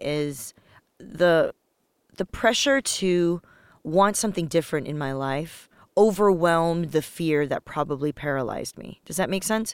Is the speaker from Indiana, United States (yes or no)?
no; Los Angeles, California, United States; also born or lived in Taiwan; I was born in Taiwan, moved to Los Angeles when I was little